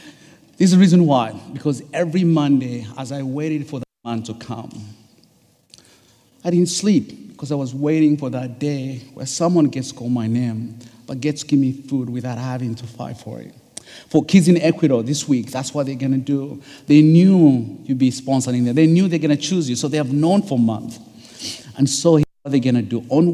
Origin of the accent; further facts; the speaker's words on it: East Coast, United States; I'm from the East Coast, so time changes.